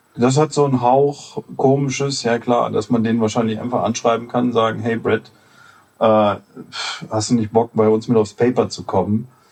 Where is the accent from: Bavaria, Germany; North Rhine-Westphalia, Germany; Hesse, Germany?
North Rhine-Westphalia, Germany; Solingen; in meiner Heimatstadt Solingen, das liegt zwischen Düsseldorf und Köln